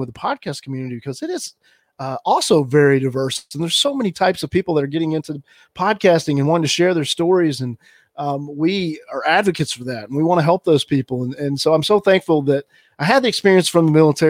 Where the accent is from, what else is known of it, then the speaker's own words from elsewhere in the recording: Alabama, United States; moved away as an adult; also born or lived in Pearl Harbor; I grew up in the South. I grew up in Alabama, and not a ton of diversity where I grew up.